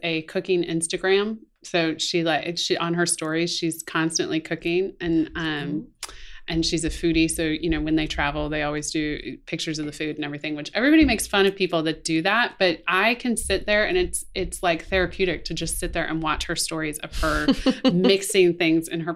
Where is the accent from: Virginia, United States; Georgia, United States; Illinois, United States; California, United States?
Georgia, United States; Atlanta; I grew up in Fulton County here in Atlanta. So I went to North Springs